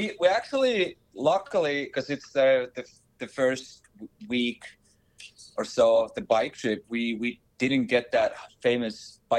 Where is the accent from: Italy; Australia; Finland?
Finland; moved away; growing up in Finland